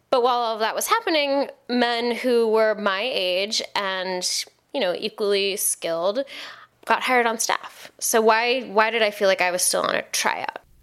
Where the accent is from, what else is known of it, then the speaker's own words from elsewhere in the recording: Seattle, Washington, United States; moved away as an adult; also born or lived in New York; I grew up in Seattle